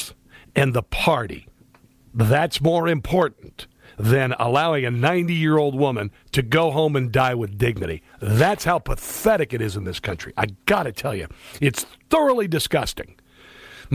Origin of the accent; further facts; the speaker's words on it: Iowa, United States; moved away; I grew up in Iowa